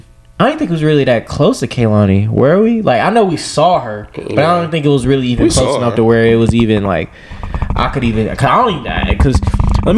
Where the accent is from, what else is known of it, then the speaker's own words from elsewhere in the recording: Creedmoor, North Carolina, United States; also born or lived in Greensboro; my hometown